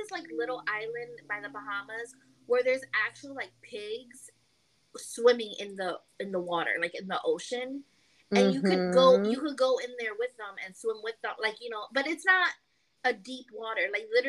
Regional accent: New York, United States; I'm from New York

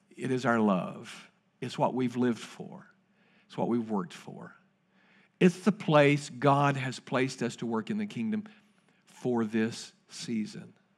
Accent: Winchester, Kentucky, United States; Terry and I grew up together in Winchester, Kentucky

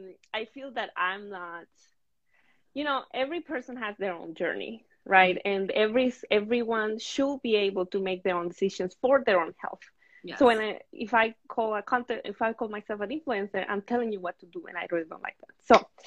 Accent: Venezuela; moved away as an adult; also born or lived in Brooklyn, United States; now in United States; I am from Venezuela. I moved to the States about 7 years ago and mainly lived in Brooklyn.

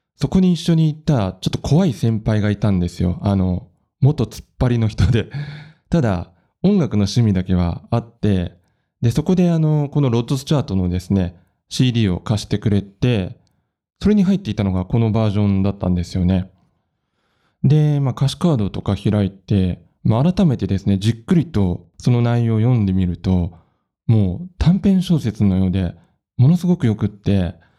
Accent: Nagoya, Aichi, Japan; moved away as an adult; now in Matsumoto, Japan; 地元名古屋を離れて、まあ、この町にやってきたわけなんですけれど

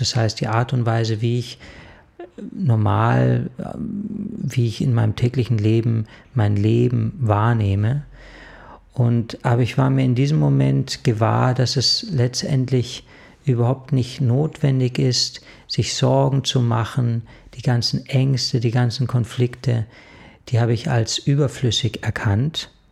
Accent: Munich, Bavaria, Germany; Ja, also ich bin in München aufgewachsen und ich hab in München, ja, eine recht schöne Kindheit verlebt.

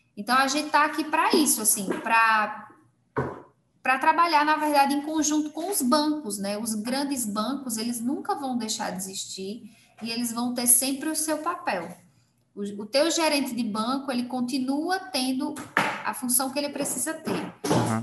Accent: Belo Jardim, Pernambuco, Brazil; now in Caruaru, Brazil; Em Belo Jardim, numa cidade menor ainda do que a que eu estou hoje, né? Que é a cidade onde eu nasci.

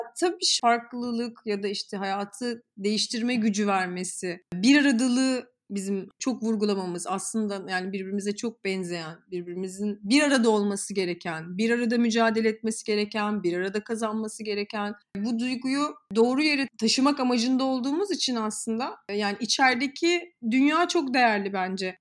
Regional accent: Samsun, Turkey; 2001 Amerika AFS'liyim. Samsun'dan gittim.

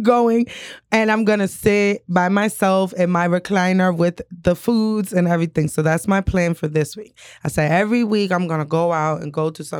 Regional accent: New York, United States; Nana, you know, I'm a city girl. I was born and raised in New York

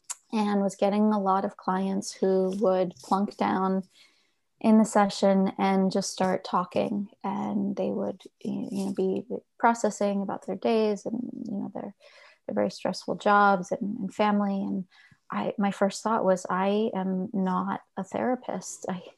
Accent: Carteret, New Jersey, United States; I grew up exit 12, New Jersey, a small town called Carteret, and was about half an hour outside of New York City

